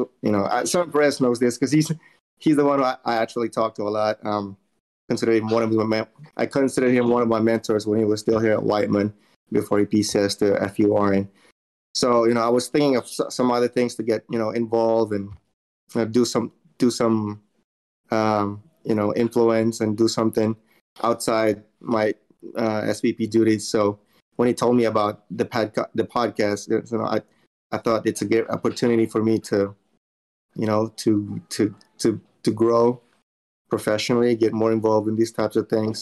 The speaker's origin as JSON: {"language": "English", "country": "Philippines", "tie": "born or raised there", "also_born_or_lived": "North Carolina, United States", "moved": "yes", "lives_now": "Missouri, United States", "said": "I was born and raised in the Philippines"}